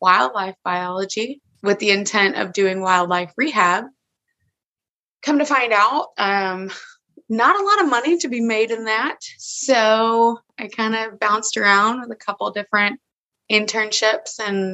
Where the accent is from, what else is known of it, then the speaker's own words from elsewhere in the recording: Georgia, United States; I am born and raised in Georgia